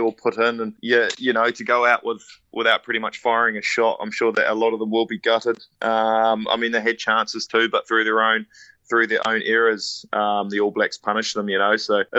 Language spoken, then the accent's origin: English; Ireland; because I'm an Irishman through and through, and I always will be.